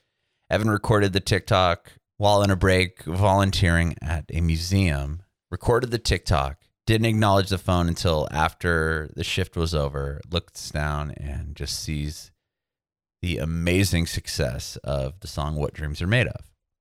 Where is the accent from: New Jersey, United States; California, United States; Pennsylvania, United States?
California, United States; San Diego; We're from San Diego, so California.